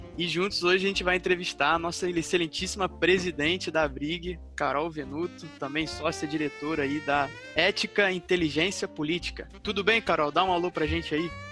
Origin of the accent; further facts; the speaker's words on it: Rio de Janeiro, Brazil; eu sou do Rio de Janeiro